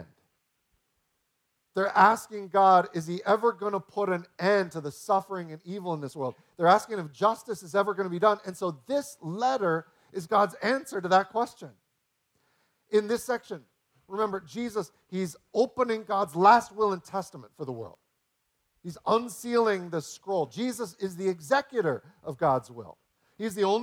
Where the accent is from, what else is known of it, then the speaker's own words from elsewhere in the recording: United States; as an American